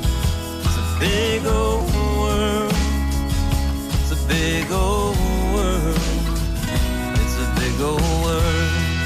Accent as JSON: {"language": "English", "region": "Massachusetts", "country": "United States", "tie": "born or raised there", "said": "I grew up on the South Shore, fishing in a cranberry bog, pulling largemouth bass. earth out of these old farm ponds. And people always ask me, where has your accent gone? I grew up around here, but I never had one."}